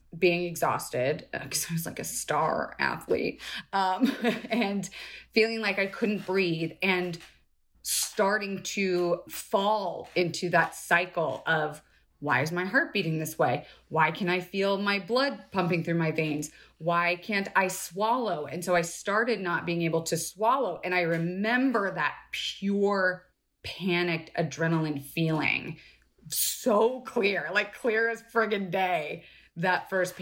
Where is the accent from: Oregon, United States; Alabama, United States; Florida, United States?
Florida, United States; now in Los Angeles, United States; I was born in LA, mm-hmm. but I left and grew up in Florida